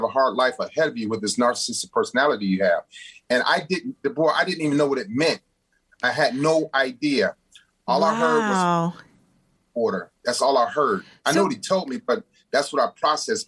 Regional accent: Cleveland, Ohio, United States; moved away as an adult; also born or lived in San Diego

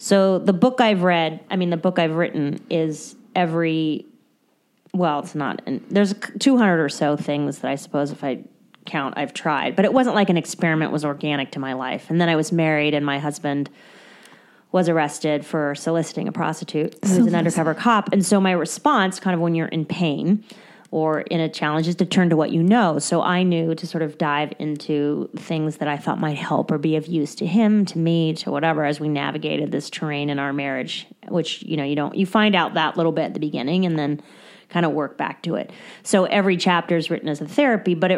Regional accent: Southern California, United States; moved away as an adult; now in Wyoming, United States; I was raised in Southern California

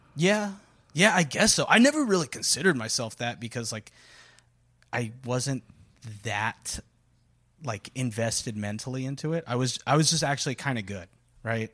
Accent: Corpus Christi, Texas, United States; moved away; my genesis, if, if you will, uh, it starts, uh, right in Texas's butthole, uh, Corpus Christi

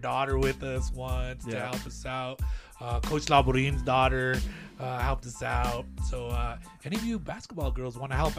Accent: Lordsburg, New Mexico, United States; also born or lived in Las Cruces, New Mexico; And, of course, I'm from Lordsburg, New Mexico.

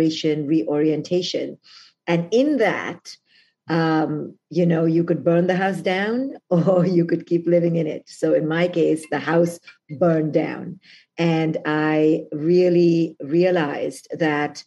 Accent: India; moved away as an adult; now in United States; I came from India to America

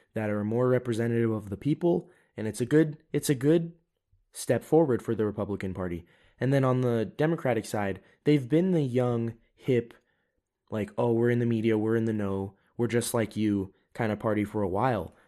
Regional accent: United States; now in Europe; I'm an American. I am living in Europe, but I haven't given up my citizenship

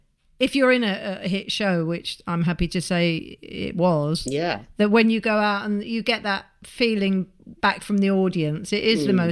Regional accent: Nice, Provence-Alpes-Côte d'Azur, France; I'm from Nice and you're from Slough.

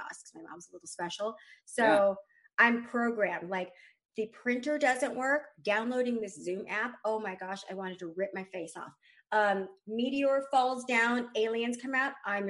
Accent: Texas, United States; I'm also from Texas

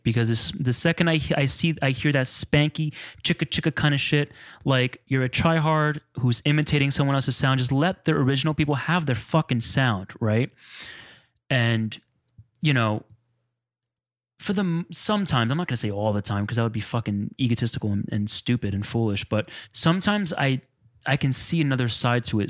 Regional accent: New Jersey, United States; I grew up on Spanish music and house and freestyle, you know, um, Jersey bred

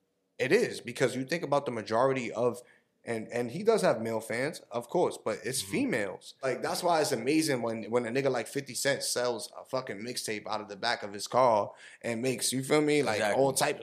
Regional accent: New Orleans, Louisiana, United States; Like, growing up in New Orleans, I would never, like, we don't know nothing about that, bro.

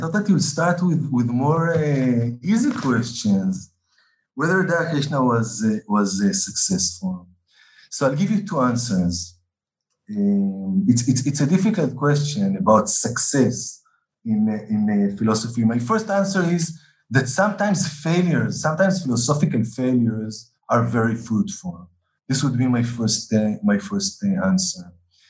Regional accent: Israel; remember that I'm an Israeli, that I'm not a Westerner, I'm not an Indian. I'm somewhere in between, right?

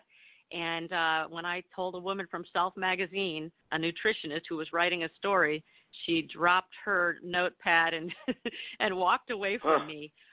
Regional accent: Michigan, United States; moved away; also born or lived in New York; my plastic Midwestern diet growing up in Michigan

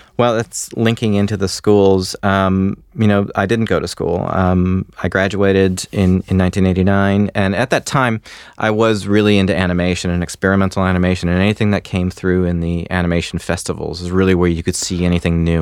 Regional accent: Michigan, United States; moved away; I'm from Michigan

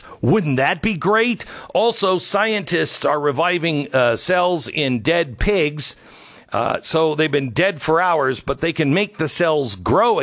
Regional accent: Washington, United States; I'm from Washington

